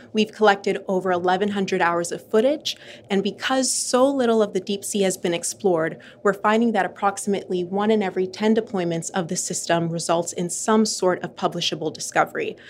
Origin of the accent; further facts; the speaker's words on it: Bahamas; moved away; I'm from the Bahamas, which is an archipelago in the Caribbean of over 700 islands surrounded by absolutely beautiful turquoise water. And growing up there